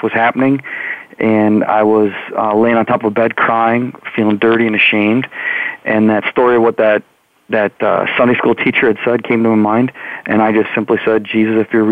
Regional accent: Wisconsin, United States; I'm from Wisconsin and born and raised right in the middle, the dead center of the state

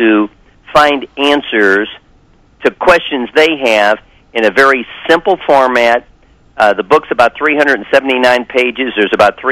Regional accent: St. Louis, Missouri, United States; I'm from St. Louis

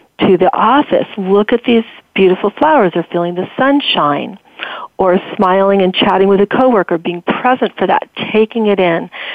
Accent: California, United States; I grew up in California

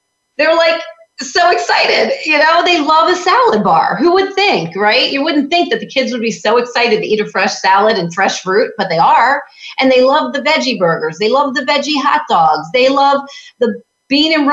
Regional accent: New York, United States; now in Florida, United States; I'm from New York.

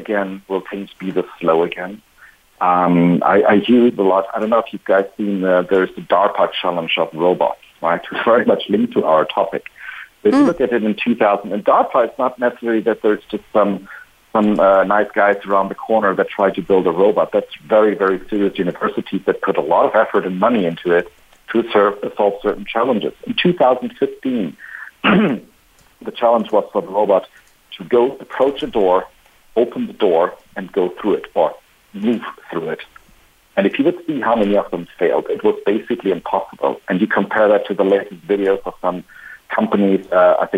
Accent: Spain; my home country

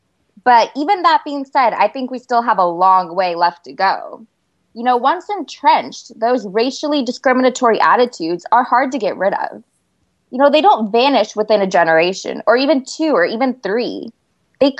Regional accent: Turlock, California, United States; I come from Turlock, California, and that's right in the heart of California's Central Valley

